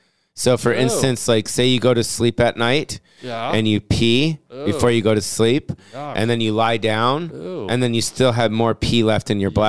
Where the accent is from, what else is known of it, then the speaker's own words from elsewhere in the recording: West Hollywood, California, United States; I was raised in West Hollywood, dude.